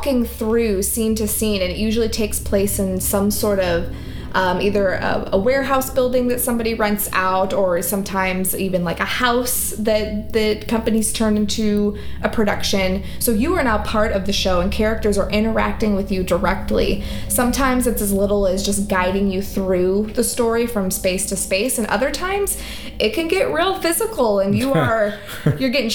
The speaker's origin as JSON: {"language": "English", "town": "Livermore", "region": "California", "country": "United States", "tie": "born or raised there", "said": "We had a house like that in my hometown called Deacon Dave's"}